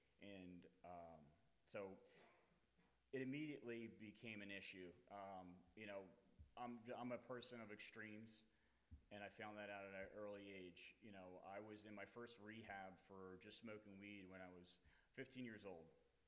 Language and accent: English; Cherry Hill, New Jersey, United States; now in New Hampshire, United States; I'm from Cherry Hill, New Jersey. I'm 38 years old.